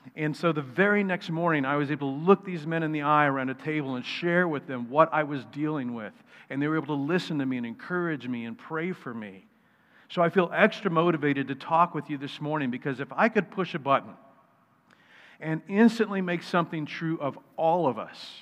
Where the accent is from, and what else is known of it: United States